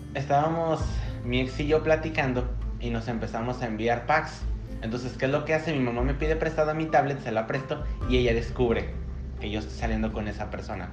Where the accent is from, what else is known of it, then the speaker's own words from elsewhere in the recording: Tepatitlán de Morelos, Jalisco, Mexico; now in Canada; yo nazco un 28 de diciembre de 1997 a las 5 de la tarde en Tepatitlán de Morelos